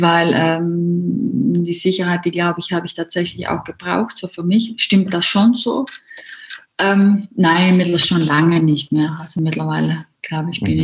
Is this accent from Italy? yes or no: yes; South Tyrol, Trentino-Alto Adige, Italy; herkommen durch aus Südtirol.